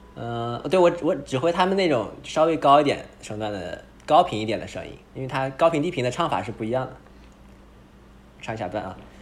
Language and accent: Chinese; northern China, China; 我们都是北方人